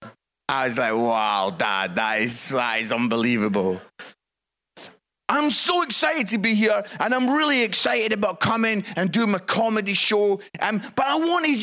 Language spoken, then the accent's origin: English; Scotland, United Kingdom; also born or lived in Yorkshire; now in Nottingham, United Kingdom; it's great being Scottish, living in England